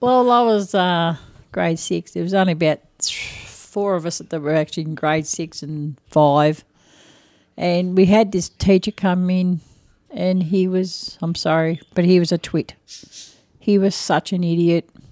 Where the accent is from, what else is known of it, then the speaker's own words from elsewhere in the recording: Echuca, Victoria, Australia; I was born in Ichuka